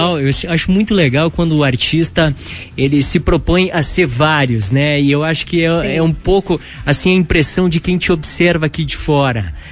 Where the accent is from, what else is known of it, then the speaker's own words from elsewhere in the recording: Brazil; como brasileiros